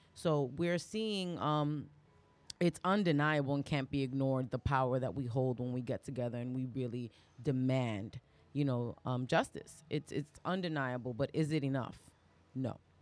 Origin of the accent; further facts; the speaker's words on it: New York City, New York, United States; also born or lived in Bronx; I was raised in Harlem and East Harlem, and I've been in the Bronx for the last, like, twenty years